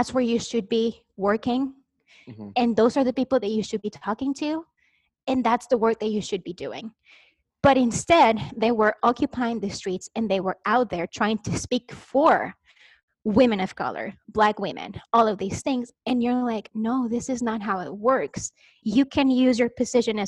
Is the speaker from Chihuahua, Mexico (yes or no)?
yes; Chihuahua, Mexico; English is a second language; moved away as an adult; now in United States; I am Mexican, but like not Mexican American, like born and raised in Mexico